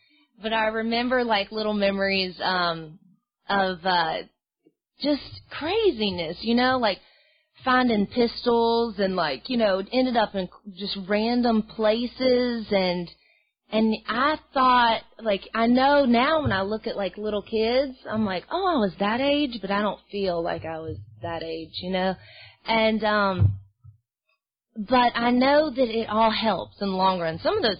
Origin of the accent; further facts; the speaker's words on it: Mobile, Alabama, United States; also born or lived in Los Angeles; I'm from Mobile, Alabama. I, you know, I'm from L.A.